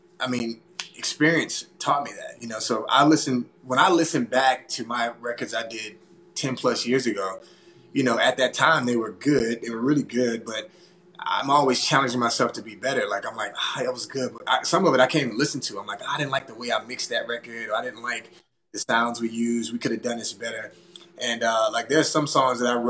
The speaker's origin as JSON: {"language": "English", "town": "Baton Rouge", "region": "Louisiana", "country": "United States", "tie": "born or raised there", "said": "here in my hometown."}